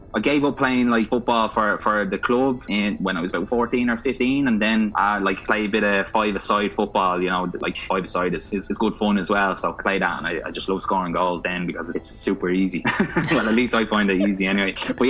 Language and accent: English; Celbridge, County Kildare, Ireland; accent: thick Dublin; moved away as an adult; also born or lived in Dublin / China; I was born in Dublin, in, I think it was Mount Carmel Hospital. I'm on a Dublin bus route, and I have an 01 house number, but no, I'm not from Dublin, so I'm a Kildare man through and through.